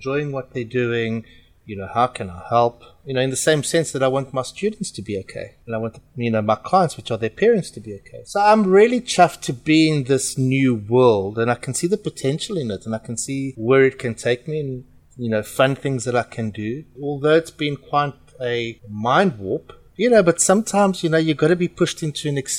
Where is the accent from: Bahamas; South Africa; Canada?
South Africa; accent: South African; moved away as an adult; also born or lived in Portugal; now in United Kingdom; I am Portuguese. My funny accent is from South Africa, and I was born in South Africa and I grew up in South Africa